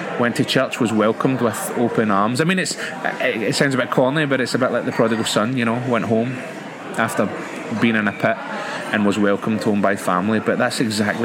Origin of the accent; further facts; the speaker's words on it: Glasgow, Scotland, United Kingdom; moved away as an adult; now in Northern Ireland, United Kingdom; I grew up in Scotland, a city called Glasgow. Hopefully you guys can pick up my accent